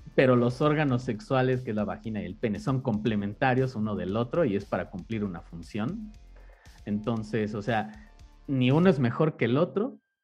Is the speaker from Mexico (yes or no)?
yes; Mexico; toda la vida hemos vivido en la religión católica, en el caso de México